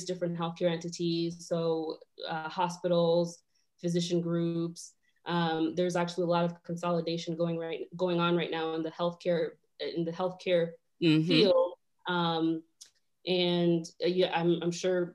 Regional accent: Elkhart, Indiana, United States; also born or lived in Rwanda / Kenya; We were born in Africa, spent some time in Rwanda, then lived a little bit in Kenya, and then moved to Elkhart, Indiana

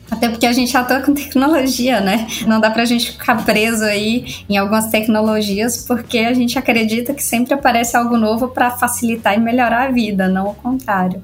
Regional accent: Bahia, Brazil; accent: Bahian; Eu sou baiana, acho que já dá para perceber pelo sotaque.

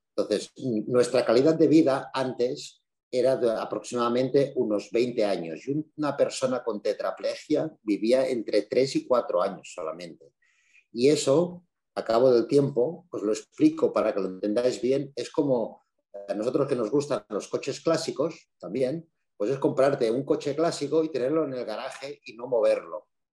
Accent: Andorra; soy de Andorra, que somos poquitos

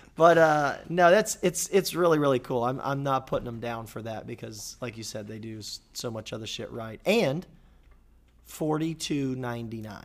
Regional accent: Jacksonville, Florida, United States; my hometown of Jacksonville, Florida

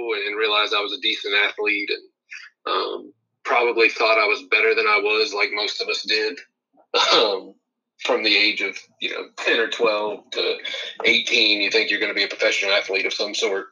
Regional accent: Athens, Ohio, United States; I was born and raised in Athens, Ohio

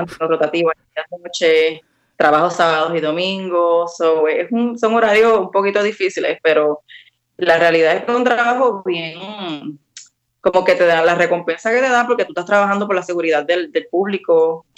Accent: Ponce, Puerto Rico; moved away as an adult; also born or lived in Mayagüez, Puerto Rico / Washington DC, United States; now in Washington DC area, United States; yo soy nacida y criada en Ponce

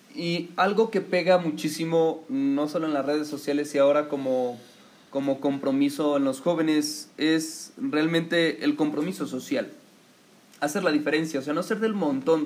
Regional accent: Mexico; aquí a nuestro país

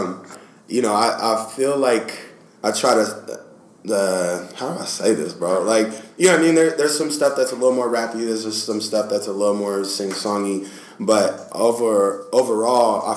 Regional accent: Portland, Oregon, United States; I'm based out of Portland. That's like my hometown.

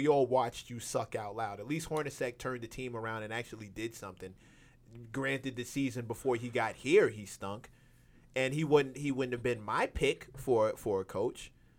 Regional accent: New York, United States; me as a New Yorker

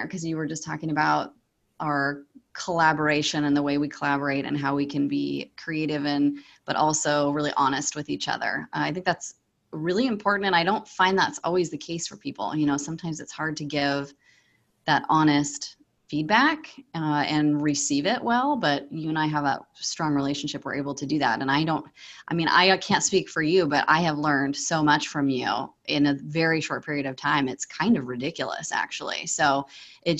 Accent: Pacific Northwest, United States; I'm from the Pacific Northwest

